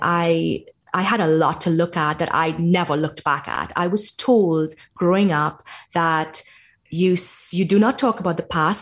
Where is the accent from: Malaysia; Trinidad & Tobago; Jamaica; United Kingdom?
Trinidad & Tobago; I grew up in Trinidad in the Caribbean